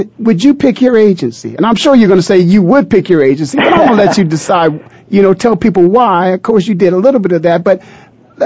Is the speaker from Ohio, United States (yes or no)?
yes; Canton, Ohio, United States; like myself, is born and raised in the Hall of Fame city, Canton, Ohio